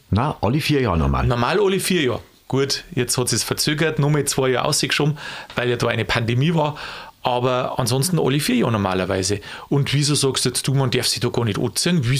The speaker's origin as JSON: {"language": "German", "region": "Bavaria", "country": "Germany", "said": "Also, ich komme da aus der Gegend, darum weiß ich ein bisschen aus der Erfahrung."}